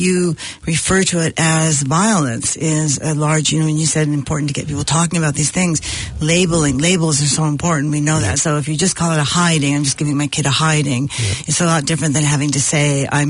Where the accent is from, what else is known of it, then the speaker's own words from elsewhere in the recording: United States; I'm American